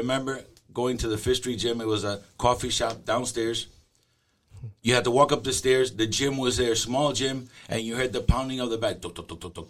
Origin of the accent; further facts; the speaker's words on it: New York, United States; also born or lived in Cuba / Miami; moved to New York. In New York, I had a lot of brothers and sisters, so I pretty much was in the streets most of the time.